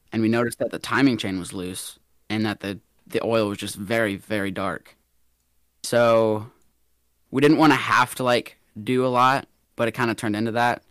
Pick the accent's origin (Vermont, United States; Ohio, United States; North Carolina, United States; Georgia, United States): Georgia, United States; Atlanta; I'm from Atlanta, Georgia, born and raised